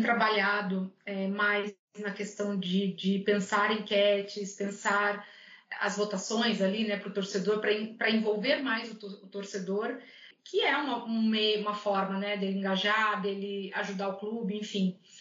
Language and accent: Portuguese; Curitiba, Paraná, Brazil; also born or lived in Rio Grande do Sul; now in Minas Gerais, Brazil; eu sou natural de Curitiba